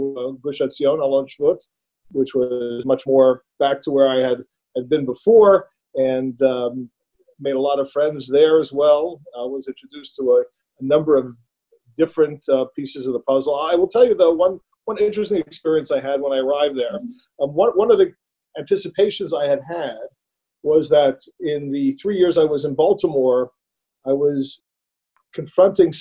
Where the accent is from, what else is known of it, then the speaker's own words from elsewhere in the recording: Montreal, Quebec, Canada; I grew up in Montreal, in Canada